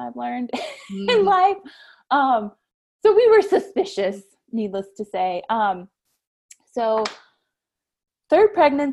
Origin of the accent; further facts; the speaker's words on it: Florida, United States; now in Kentucky, United States; I am from Florida.